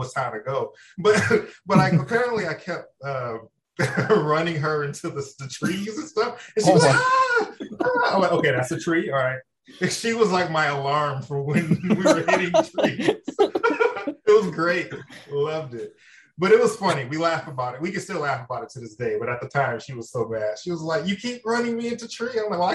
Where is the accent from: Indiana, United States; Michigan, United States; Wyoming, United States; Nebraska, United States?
Michigan, United States; Detroit; growing up in Michigan, in Detroit, not too far from Chicago